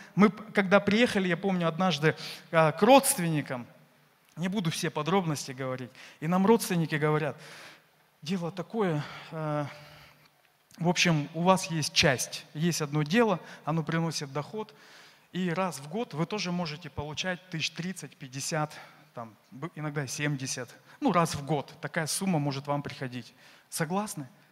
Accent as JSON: {"language": "Russian", "region": "Saint Petersburg", "country": "Russia", "said": "я из Петербурга"}